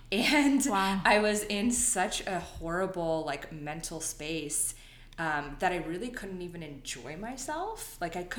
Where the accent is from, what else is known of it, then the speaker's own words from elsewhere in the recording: Northern Virginia, United States; moved away as an adult; now in Los Angeles, United States; I'm originally from Northern Virginia and lived there my entire life.